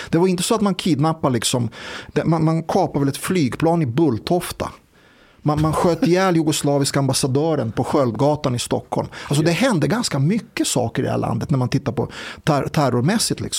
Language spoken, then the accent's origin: Swedish; Serbia; Nej, det var jag som sa det. Jag är själv en serb.